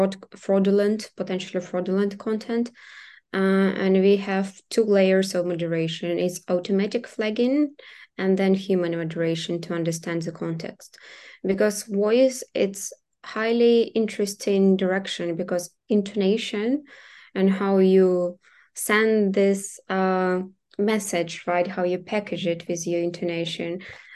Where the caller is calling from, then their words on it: Kyiv, Ukraine; So right now I'm speaking from Kyiv, but we have our team members from different cities.